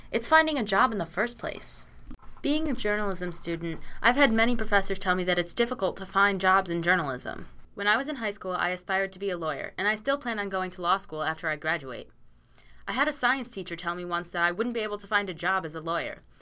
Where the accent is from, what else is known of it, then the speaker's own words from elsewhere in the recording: Connecticut, United States; moved away as an adult; now in Oswego, United States; I'm from Connecticut